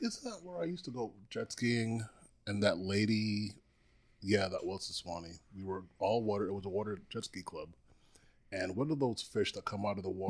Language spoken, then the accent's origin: English; U.S. Virgin Islands; also born or lived in Trinidad; now in Tampa, United States; born in Trinidad, grew up in Saint Croix